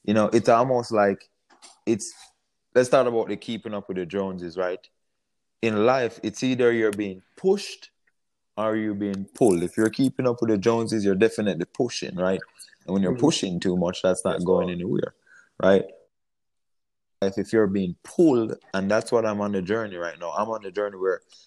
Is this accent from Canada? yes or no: no; Jamaica; moved away as an adult; now in United States; I came from Jamaica at age 18